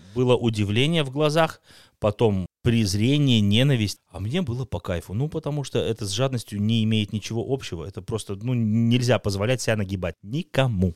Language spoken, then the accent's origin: Russian; Russia; в моем родном городе российском, э, в глубинке